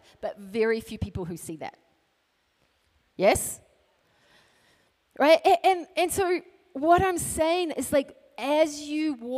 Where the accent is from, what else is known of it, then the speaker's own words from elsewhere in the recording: New Zealand; now in Alaska, United States; So I grew up in New Zealand, but I live in Alaska.